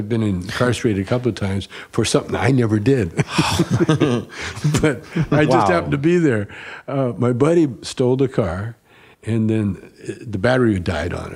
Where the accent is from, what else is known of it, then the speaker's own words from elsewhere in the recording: Calgary, Alberta, Canada; moved away; also born or lived in Edmonton / Vancouver; Calgary originally, or Edmonton. I was born in Edmonton.